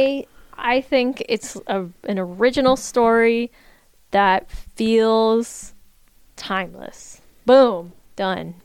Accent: Virginia, United States; I was a high schooler in Virginia

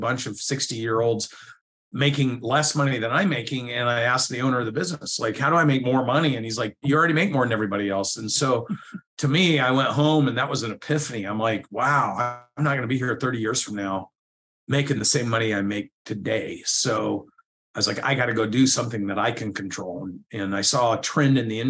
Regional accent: Corvallis, Oregon, United States; moved away as an adult; also born or lived in Atlanta, Georgia; I moved from Corvallis, Oregon to Atlanta, Georgia

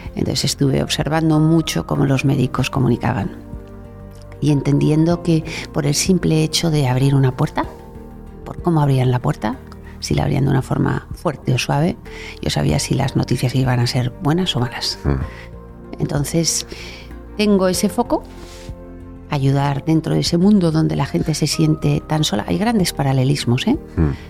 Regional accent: Bilbao, Basque Country, Spain; moved away as an adult; also born or lived in Madrid; nací en Bilbao y soy la hermana pequeña, con lo cual estaba deseando salir de Bilbao y cuando me llegó mi turno elegí Madrid

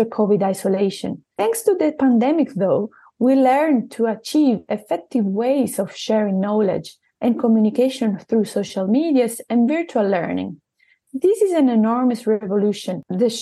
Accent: Italy; accent: Italian; English is a second language; moved away as an adult; now in Southampton, United Kingdom; I am originally from Italy, where I specialized in urology in 2016

